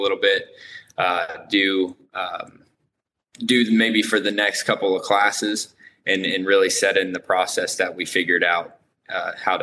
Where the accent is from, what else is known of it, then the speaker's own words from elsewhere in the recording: Lafayette, Indiana, United States; I am from Indiana, Lafayette, Indiana.